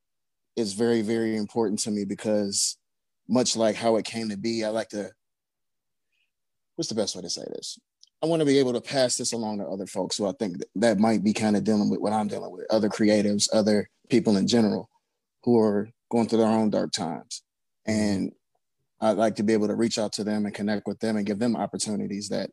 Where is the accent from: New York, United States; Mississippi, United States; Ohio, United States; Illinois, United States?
Ohio, United States; Cleveland; I'm from Cleveland, Ohio. I hail from the Glenville area.